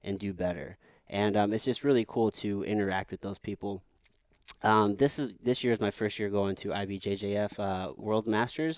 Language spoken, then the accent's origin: English; Potosi, Missouri, United States; I grew up in Potosi, Missouri